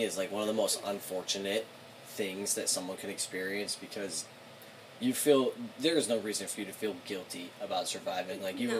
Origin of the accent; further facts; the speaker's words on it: Augusta, Maine, United States; No, I grew up in Augusta